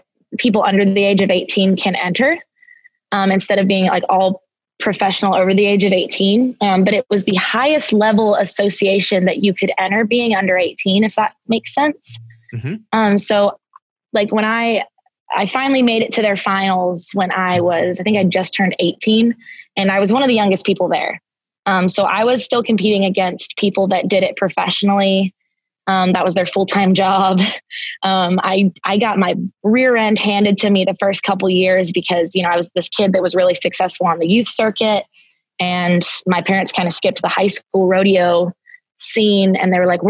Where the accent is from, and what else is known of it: just outside of Pittsburgh, Pennsylvania, United States; born or raised there; moved away as an adult; also born or lived in Tennessee